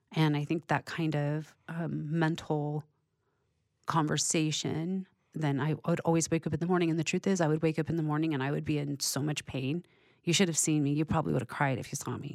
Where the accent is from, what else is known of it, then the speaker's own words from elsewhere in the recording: California, United States; I'm born and raised in California.